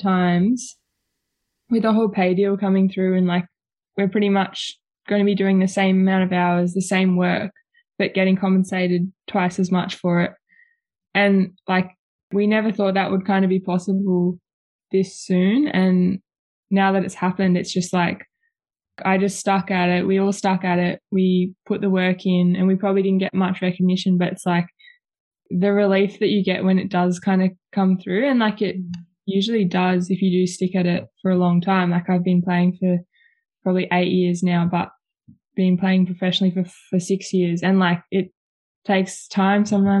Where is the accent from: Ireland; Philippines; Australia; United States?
Australia; Preston, Victoria; So I grew up in Preston, Victoria, and I'm still living in Preston